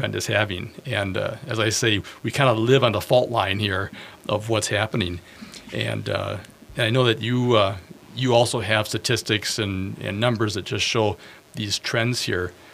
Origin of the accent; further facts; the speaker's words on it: Bloomington, Minnesota, United States; I was born in Minneapolis, raised in Bloomington